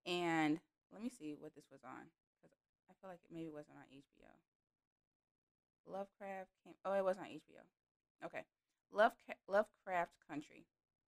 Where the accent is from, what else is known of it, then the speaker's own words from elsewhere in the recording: Illinois, United States; I'm from Illinois, and yeah, we got Chicago and it's popping up there, but Illinois is mainly farmland. So I just have to know this. I know a little bit about farming because I lived in central Illinois.